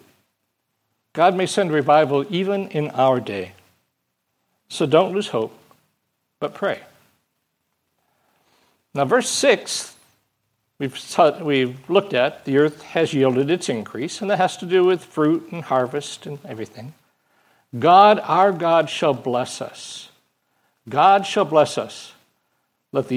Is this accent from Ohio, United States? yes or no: no; Michigan, United States; moved away; I come from Michigan